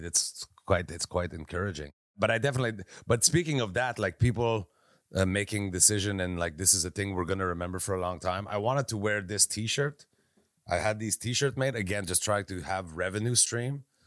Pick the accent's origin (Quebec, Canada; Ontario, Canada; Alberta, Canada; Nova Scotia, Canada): Quebec, Canada; I'm from Quebec